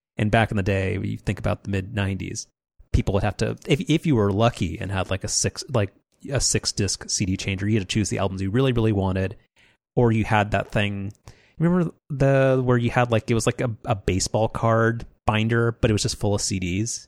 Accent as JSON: {"language": "English", "region": "Southern California", "country": "United States", "tie": "born or raised there", "said": "we grew up in Southern California"}